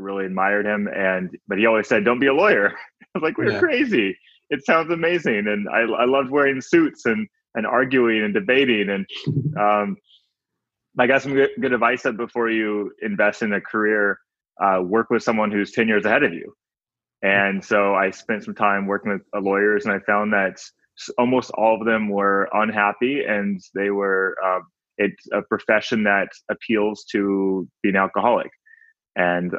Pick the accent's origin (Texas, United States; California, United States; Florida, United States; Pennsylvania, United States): California, United States; Northern; moved away as an adult; now in Bali, Indonesia; I was born in Northern California, just 50 miles from San Francisco